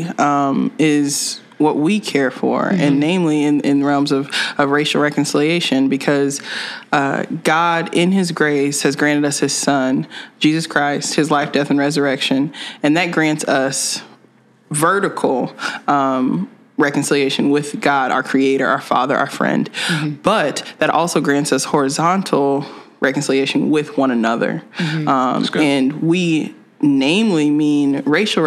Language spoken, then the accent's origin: English; Lubbock, Texas, United States; now in Ames, United States; I am from Lubbock, Texas, West Texas